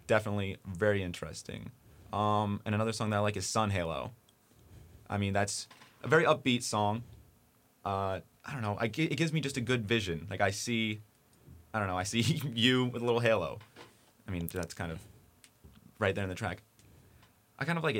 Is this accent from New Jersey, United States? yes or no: yes; New Jersey, United States; I'm, I'm from New Jersey